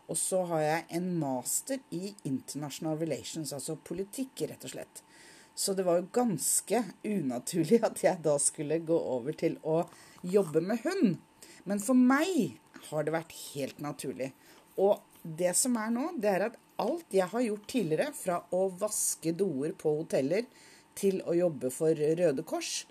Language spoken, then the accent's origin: Norwegian; Oslo, Norway; now in Nordland, Norway; Og jeg er opprinnelig fra Oslo. Nå bor jeg i Nordland.